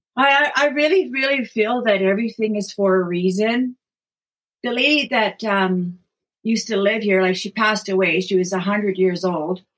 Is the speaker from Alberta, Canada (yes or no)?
no; Thunder Bay, Ontario, Canada; moved away as an adult; also born or lived in British Columbia; now in Queens County, Nova Scotia, Canada; I'm actually originally from Thunder Bay, Ontario. That's where I was born and raised. I lived there until I was about 37 years old